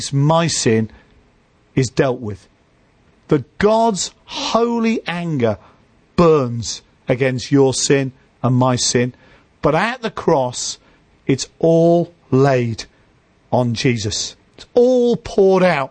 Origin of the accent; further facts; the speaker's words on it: Liverpool, North West England, United Kingdom; moved away; when I go back to where I grew up in Liverpool, we grew up in inner city Liverpool